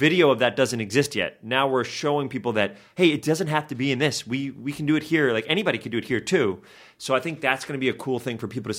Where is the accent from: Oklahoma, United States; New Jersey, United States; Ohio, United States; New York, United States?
New York, United States; Just because I'm from New York, I was like, how crazy would it be if we played Radio City Music Hall